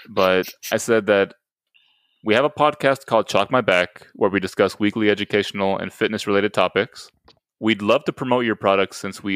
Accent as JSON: {"language": "English", "region": "Texas", "country": "United States", "said": "we're from Texas"}